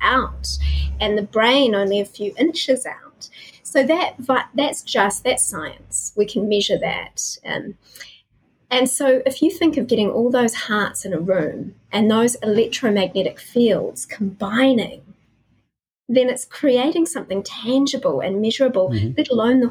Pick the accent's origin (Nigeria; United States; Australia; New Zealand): New Zealand; I was born to a solo mum in New Zealand who was kicked out of home for being pregnant